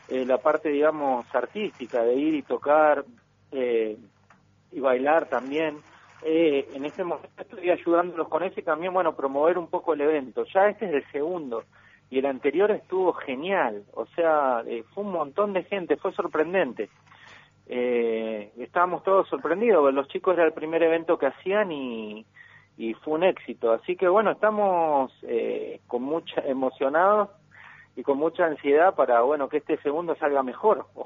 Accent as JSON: {"language": "Spanish", "town": "Comodoro Rivadavia", "region": "Chubut", "country": "Argentina", "said": "Yo soy de Comodoro Rivadavia y soy bailo de toda la vida, de los siete años. Siempre me dediqué a la danza."}